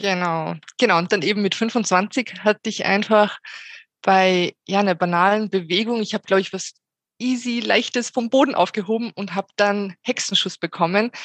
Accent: Salzburg, Austria; aus Salzburg

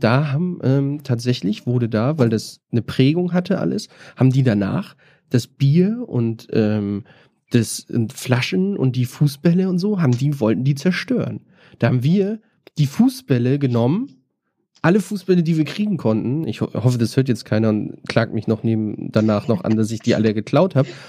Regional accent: Northern Germany, Germany; now in Berlin, Germany; ich komme ja auch aus dem Norden, kenne das aus Hamburg

